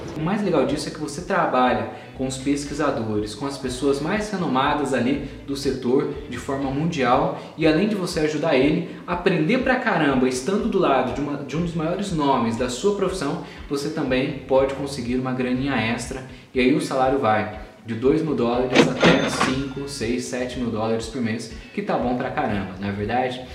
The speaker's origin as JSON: {"language": "Portuguese", "country": "Brazil", "also_born_or_lived": "United States", "moved": "as an adult", "said": "a primeira faculdade que eu fui fazer minha engenharia mecatrônica quando eu saí do Brasil"}